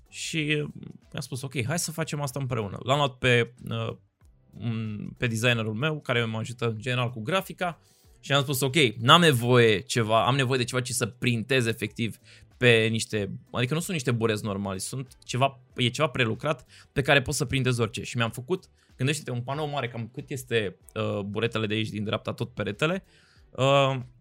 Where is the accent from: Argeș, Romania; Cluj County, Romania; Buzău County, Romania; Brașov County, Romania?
Cluj County, Romania; Cluj-Napoca; moved away as an adult; now in Bucharest, Romania; am copilărit acolo, am crescut, am ajuns la București